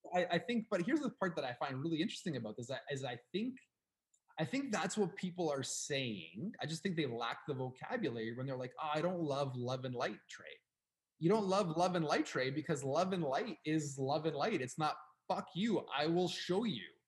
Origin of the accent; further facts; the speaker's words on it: Canada; We are from Canada